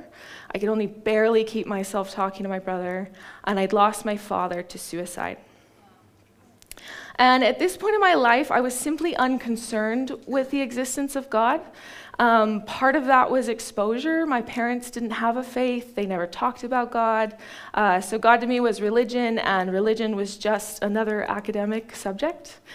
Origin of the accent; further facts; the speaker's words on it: Ashland, Oregon, United States; now in Ashburton, New Zealand; I grew up in Ashland, Oregon